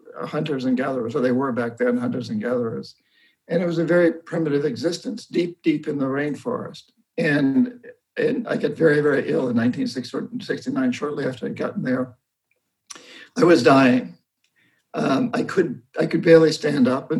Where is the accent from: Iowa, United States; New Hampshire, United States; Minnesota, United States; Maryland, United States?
New Hampshire, United States; moved away as an adult; I grew up in New Hampshire. I come from roughly 300 years of Yankee Calvinist